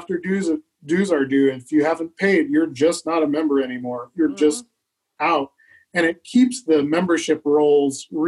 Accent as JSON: {"language": "English", "area": "the Midwest", "region": "Kansas", "country": "United States", "tie": "born or raised there", "also_born_or_lived": "Elkhart, Indiana / Seattle, Washington", "moved": "as an adult", "lives_now": "Minneapolis, United States", "said": "I grew up in the Midwest and I lived in Seattle and I had a fantastic time in Seattle, but I kind of missed, I missed, you know, the Midwest. I missed where I grew up"}